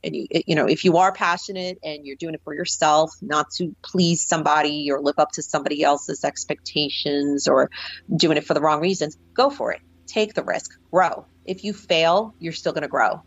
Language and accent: English; New Jersey, United States; also born or lived in New York City; growing up in the North Jersey area